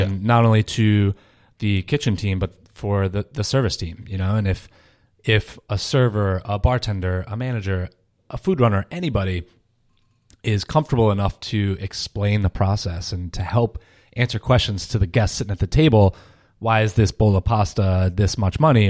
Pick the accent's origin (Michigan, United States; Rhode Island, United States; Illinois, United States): Rhode Island, United States; moved away as an adult; also born or lived in Paris, France / Boston, Massachusetts; grew up in Rhode Island